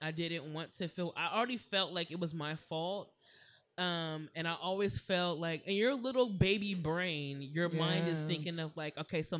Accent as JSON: {"language": "English", "town": "Springfield", "region": "Ohio", "country": "United States", "tie": "born or raised there", "moved": "yes", "lives_now": "Los Angeles, United States", "said": "Where? Springfield, Ohio."}